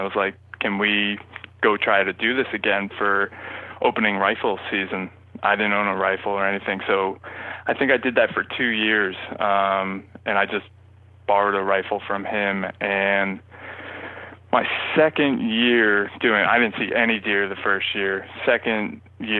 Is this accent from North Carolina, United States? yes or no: no; Princeton, New Jersey, United States; also born or lived in Michigan; growing up in New Jersey